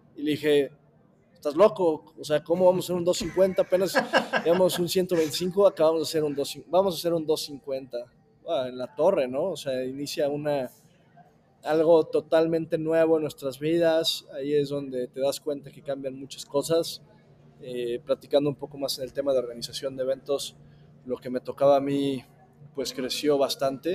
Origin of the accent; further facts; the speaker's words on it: Mexico; yo como buen mexicano